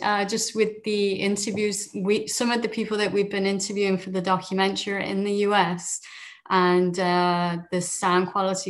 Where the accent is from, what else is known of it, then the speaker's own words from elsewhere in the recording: Liverpool, North West England, United Kingdom; accent: British; moved away as an adult; now in Toronto, Canada; I am from Liverpool, you know, where the good old … are from.